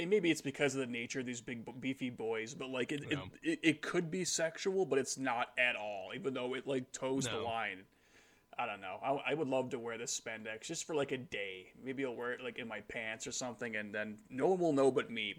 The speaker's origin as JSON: {"language": "English", "country": "United States", "said": "as an American"}